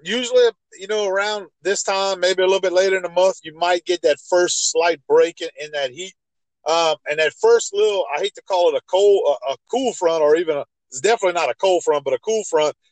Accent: Ville Platte, Louisiana, United States; I grew up in Evangeline Parish

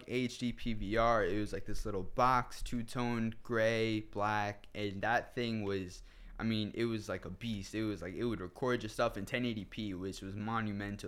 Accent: Wayne, New Jersey, United States; I'm from Wayne, New Jersey

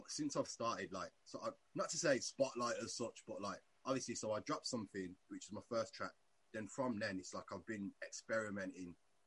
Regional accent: Birmingham, West Midlands, United Kingdom; I'm an artist from Birmingham

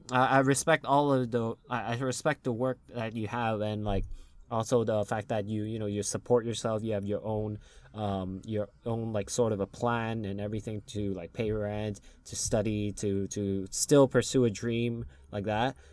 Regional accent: United States; accent: normal American; I have a normal American accent

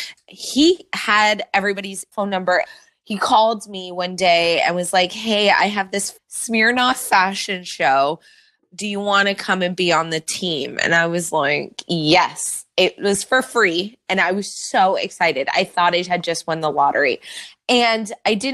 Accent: Mississauga, Ontario, Canada; moved away as an adult; also born or lived in Toronto; now in Los Angeles, United States; I am from Toronto originally. I grew up in Mississauga

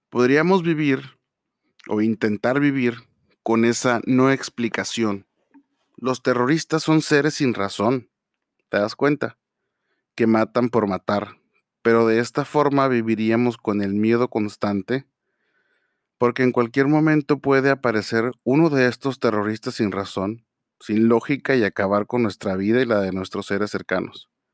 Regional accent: Mexico; nosotros como tal, como mexicanos

